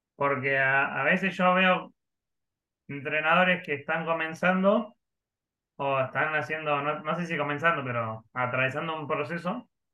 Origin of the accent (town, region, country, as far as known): Río Negro, Argentina